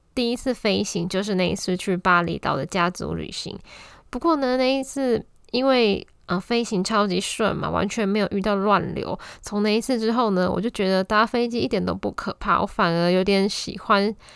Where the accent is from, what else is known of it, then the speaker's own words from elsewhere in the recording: Taiwan; 再加上我一个台湾人